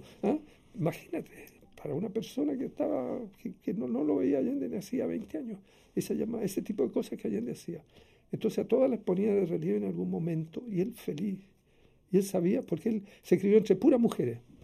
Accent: Santiago, Santiago Metropolitan Region, Chile; en la misma clínica Carolina Freire, donde nací yo en Santiago

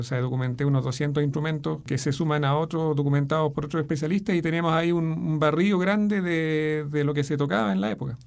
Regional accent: Chile; soy el primer chileno en publicar en ese editorial

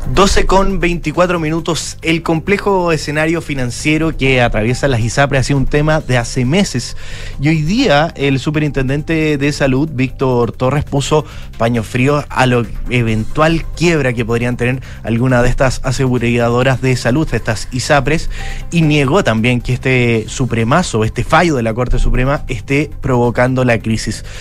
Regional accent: Chile; acá en nuestro país

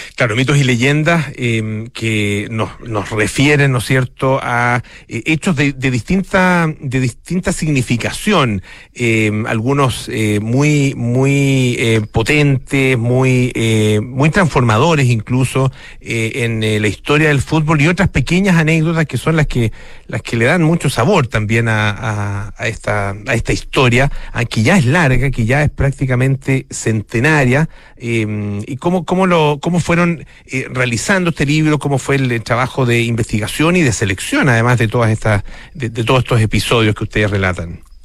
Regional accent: Chile; como chilenos

